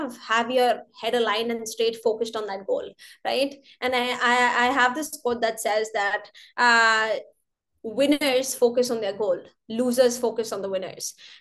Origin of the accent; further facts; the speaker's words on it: North India, India; now in Canada; I'm North Indian